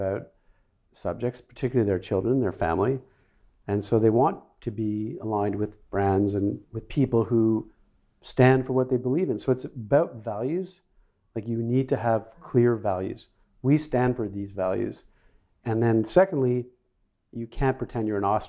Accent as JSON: {"language": "English", "country": "Canada", "tie": "born or raised there", "also_born_or_lived": "Sweden", "moved": "as an adult", "said": "I grew up in Canada, and I moved to Sweden in the 1980s, mid-80s."}